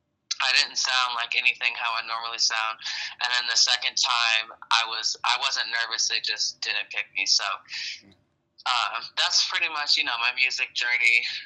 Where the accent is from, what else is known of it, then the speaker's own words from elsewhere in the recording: Akron, Ohio, United States; now in Los Angeles, United States; I'm originally from Akron, Ohio.